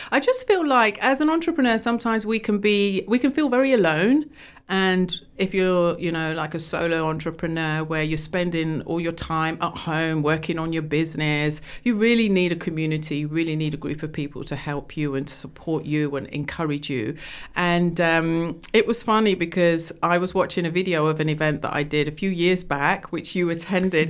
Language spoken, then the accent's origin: English; London, United Kingdom; moved away; also born or lived in Rugby; I was born in London, Wembley